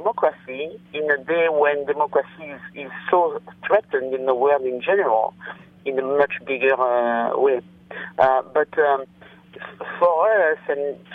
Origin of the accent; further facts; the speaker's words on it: France; moved away; I was born in France and I'm French